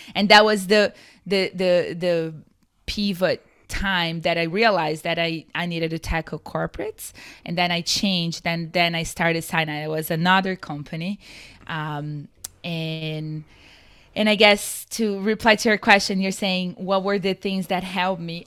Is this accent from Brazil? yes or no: yes; Brazil; moved away as an adult; also born or lived in San Diego, California; now in United States; I'm from Brazil originally, and I moved to the U S roughly six years ago